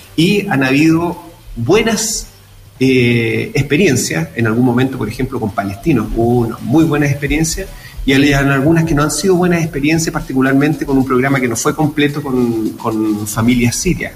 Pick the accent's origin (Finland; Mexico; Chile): Chile; cualquiera de nosotros como chilenos en Argentina